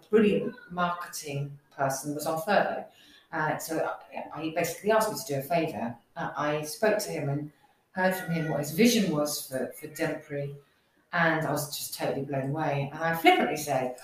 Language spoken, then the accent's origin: English; Northampton, East Midlands, United Kingdom; I'm a local person, so I'm from Northampton